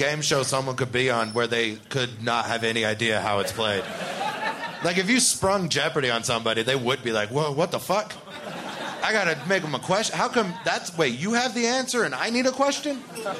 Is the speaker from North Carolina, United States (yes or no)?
no; Cincinnati, Ohio, United States; I'm from Cincinnati.